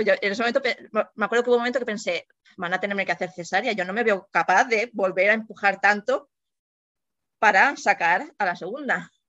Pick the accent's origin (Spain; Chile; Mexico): Spain; Mallorca, Balearic Islands; soy de Mallorca y vivo aquí de siempre